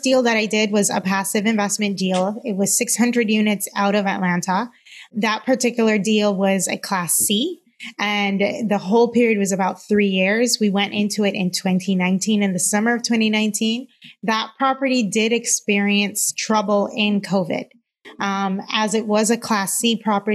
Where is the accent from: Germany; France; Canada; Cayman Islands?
Cayman Islands; moved away as an adult; now in United States; I'm originally from the Cayman Islands. I've been in the U.S. now for a little over 10 years.